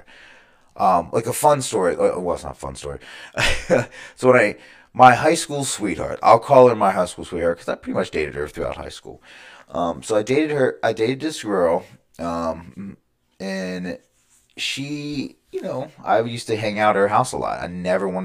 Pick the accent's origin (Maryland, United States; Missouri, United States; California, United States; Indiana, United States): Maryland, United States; Baltimore; I am from Baltimore, Maryland. I was born in Baltimore County. You know, I grew up in the suburbs right outside of Baltimore.